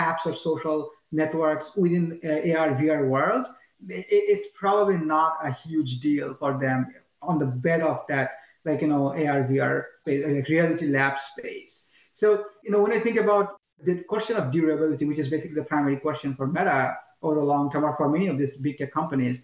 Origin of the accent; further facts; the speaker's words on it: Bangladesh; moved away; I'm from Bangladesh, right? Every single family member of, family member of mine still lives in Bangladesh.